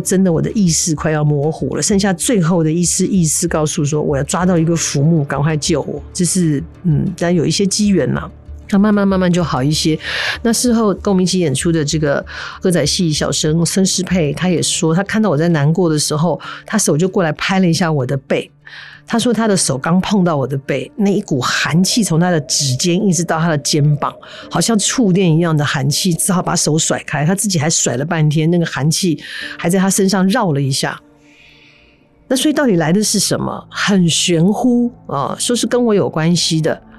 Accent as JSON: {"language": "Chinese", "country": "Taiwan", "accent": "Taiwanese Mandarin", "said": "我突然觉得有一种神魂分离的神，我在讲台湾国语，神魂分离、神魂分离的感觉"}